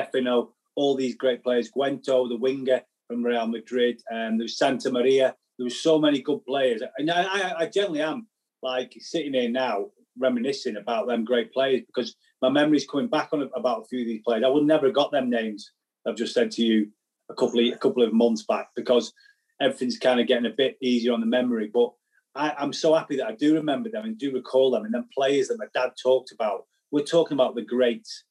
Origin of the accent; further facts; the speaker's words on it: Southport, North West England, United Kingdom; eventually we got a little, you know, two-bed apartment or house or what it was Southport, and I had a brilliant life. I had a brilliant life, brilliant time growing up around that people